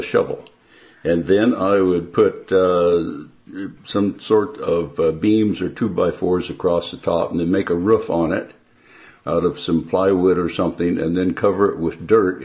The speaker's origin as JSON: {"language": "English", "town": "Porterville", "region": "California", "country": "United States", "tie": "born or raised there", "said": "I was born near Porterville, California"}